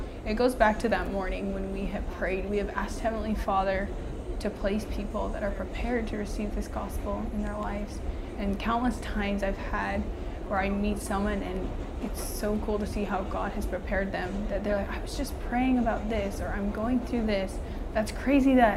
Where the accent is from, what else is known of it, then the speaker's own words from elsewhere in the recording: Utah, United States; moved away as an adult; now in Brooklyn, United States; I've grown up in Utah my whole life